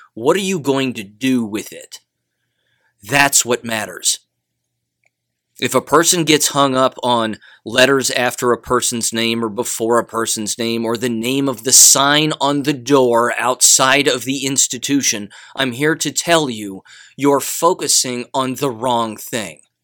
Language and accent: English; United States; I'm an American